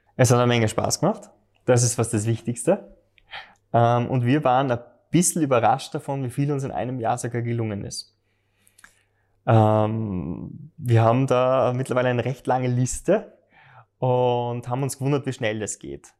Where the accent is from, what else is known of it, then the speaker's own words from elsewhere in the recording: Graz, Styria, Austria; ich wohne in Liebenau, ich hätte fast einen Steinwurf entfernt von der Mur und bin dort aufgewachsen